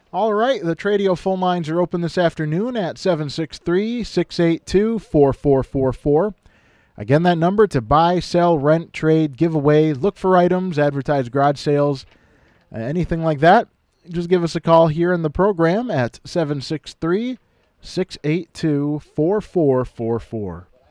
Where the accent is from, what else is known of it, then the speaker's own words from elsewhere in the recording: Kimball, Minnesota, United States; my hometown of Kimball